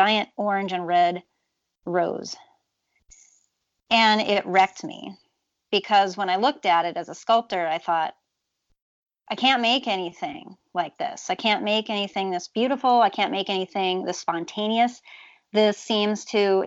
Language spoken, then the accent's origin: English; Twin Cities area, Minnesota, United States; I come from the Twin Cities area, although rural area around the Twin Cities.